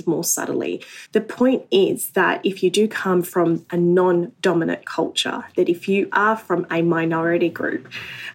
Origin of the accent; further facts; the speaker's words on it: Australia; an Australian Muslim